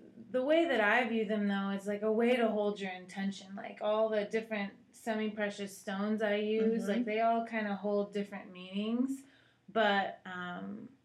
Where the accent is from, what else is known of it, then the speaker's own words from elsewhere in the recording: Seattle, Washington, United States; moved away as an adult; also born or lived in Costa Rica; now in Texas, United States; I'm from Seattle originally